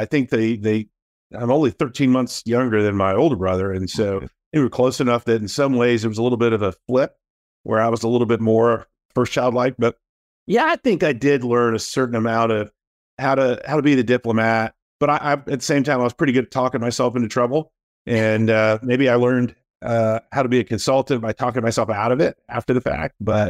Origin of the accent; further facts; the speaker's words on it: Daytona Beach, Florida, United States; Yeah, I grew up in Daytona Beach, Florida. Actually born in Daytona Beach, Florida. So not a lot of native Floridians these days, it seems like